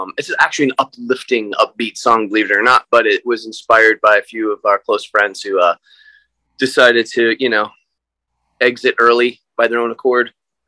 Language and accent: English; the South, United States; I'm from the South